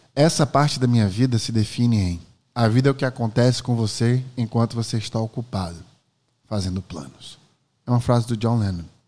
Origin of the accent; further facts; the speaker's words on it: Maceió, Alagoas, Brazil; Eu nasci em 1986 em Maceió, Alagoas